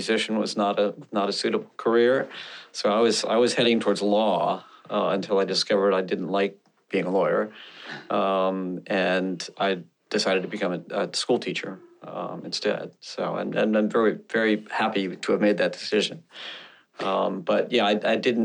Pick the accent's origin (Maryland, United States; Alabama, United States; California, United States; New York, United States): Maryland, United States; Bethesda; I grew up in outside of Washington, D.C., in a suburb called Bethesda, Maryland